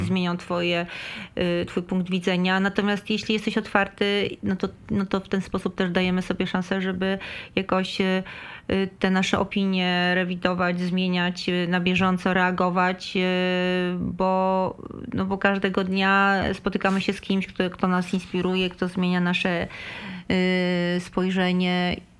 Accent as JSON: {"language": "Polish", "town": "Mielno", "region": "West Pomeranian Voivodeship", "country": "Poland", "tie": "born or raised there", "said": "wychowałam się w Mielnie"}